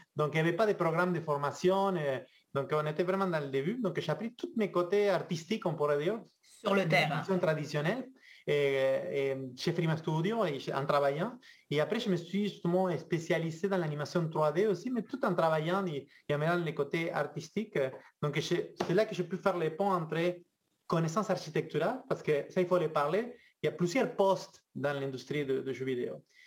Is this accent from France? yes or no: no; Argentina; French is a second language; moved away as an adult; now in Quebec, Canada; je viens de, loin, je viens de l'Argentine